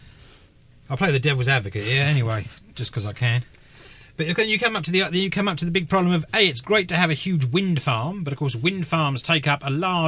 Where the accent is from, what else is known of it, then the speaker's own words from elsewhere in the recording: England, United Kingdom; now in Taiwan; Or maths, as I would say, being English with an S.